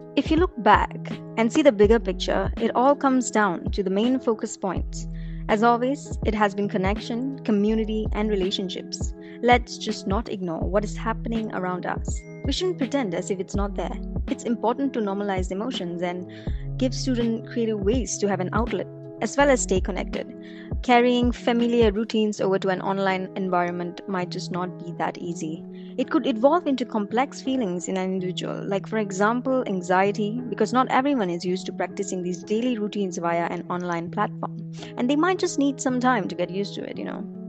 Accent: Ipoh, Perak, Malaysia; moved away as an adult; also born or lived in Kuala Lumpur; Ipoh, which is my hometown

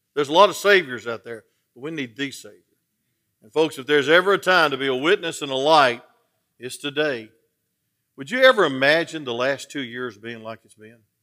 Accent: Atlanta, Georgia, United States; I'm from Atlanta

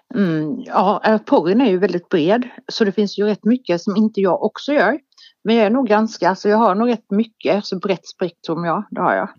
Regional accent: Halland County, Sweden; Jag är född i Halland. År 76

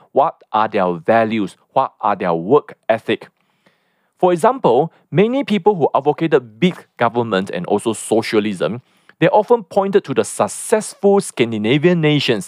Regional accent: Malaysia

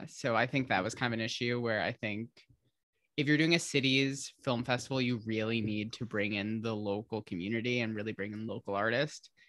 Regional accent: Holland and Grand Rapids, West Michigan, United States; moved away as an adult; I was born in Grand Rapids, but I grew up in Holland until I think I was in like second or third grade and lived between Holland and Grand Rapids for basically until I moved

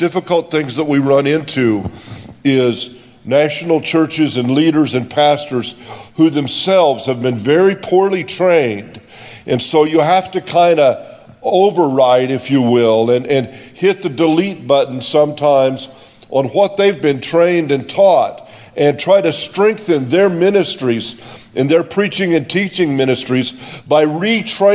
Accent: United States; I'm an American. I'm not from South Africa

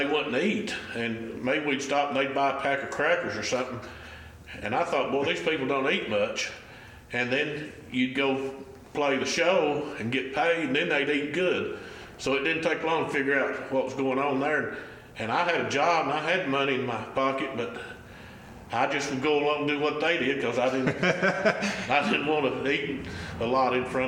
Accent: Sneedville, Tennessee, United States; moved away as an adult; I'm from Sneadville, Tennessee. This is home, and I was gone for about 32 years or something like that, out working, making a living, but I came back to Sneadville in 2015 and bought my great-grandfather's place

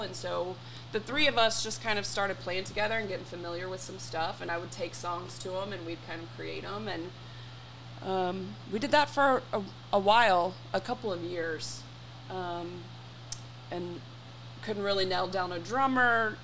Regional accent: Frisco, Texas, United States; We grew up on Santa Rosa in oh, Frisco, yeah. Texas.

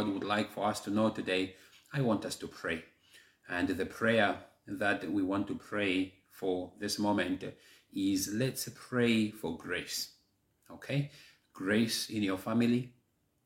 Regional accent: Malawi; first language Chichewa; English is a second language; my native language, Chichewa, Malawi

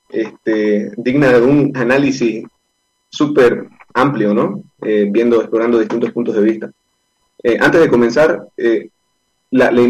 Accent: Bolivia; Podemos pensar diferentes, podemos tener diferentes culturas, pero, pero como bolivianos nos tenemos esa estima.

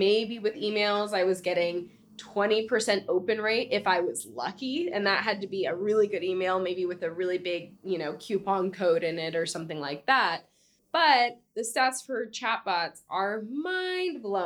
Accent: United States; also born or lived in San Diego, California

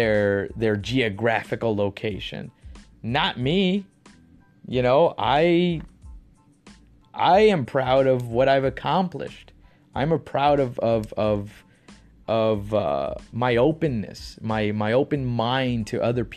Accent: Texas, United States; now in California, United States; I'm from Texas. I live in California, and I am proud to be a Texan. I'm proud that I grew up in Texas

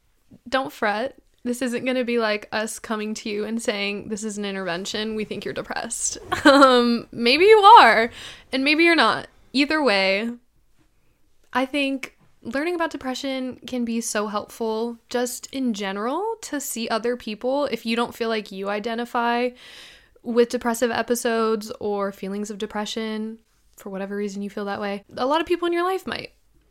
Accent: California, United States; I mean, born and raised in California

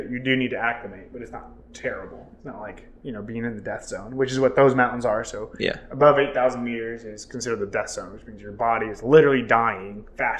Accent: Missouri, United States; growing up in Missouri

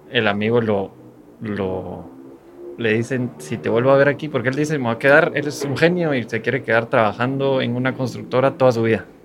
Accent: Guatemala; born there; gracias a Dios nacimos en una posición en Guatemala privilegiada

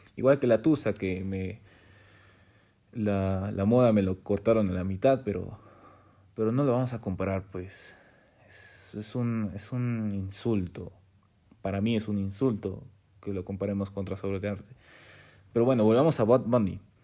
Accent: Peru; siendo peruano

